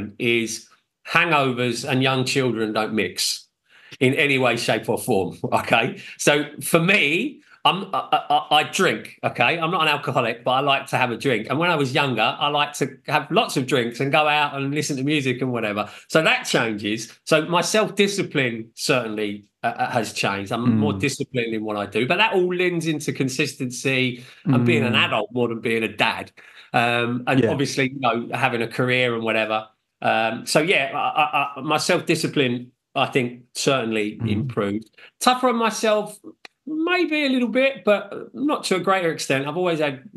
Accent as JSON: {"language": "English", "country": "United Kingdom", "said": "I'm British, but of Irish descent."}